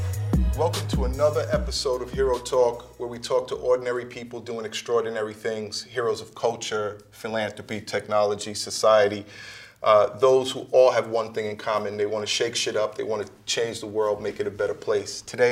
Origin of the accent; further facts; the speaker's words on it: New York City, New York, United States; I'm from Queens